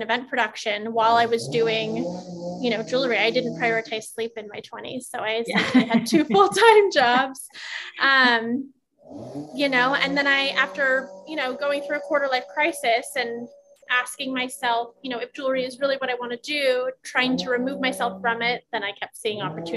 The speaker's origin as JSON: {"language": "English", "region": "Northern California", "country": "United States", "tie": "born or raised there", "also_born_or_lived": "Los Angeles", "said": "growing up in NorCal, pre-internet, pre-social media"}